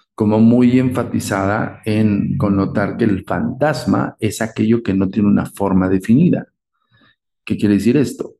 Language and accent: Spanish; Mexico; nosotros como mexicanos